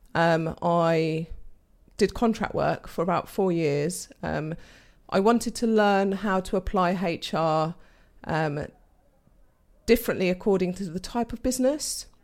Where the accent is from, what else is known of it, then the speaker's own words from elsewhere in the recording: London, United Kingdom; moved away as an adult; also born or lived in Portugal (parents); now in Daventry, United Kingdom; I was born and bred in London with my brother